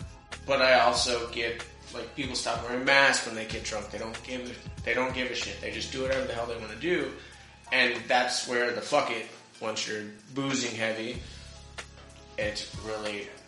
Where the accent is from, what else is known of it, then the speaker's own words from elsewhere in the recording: United States; I'm American.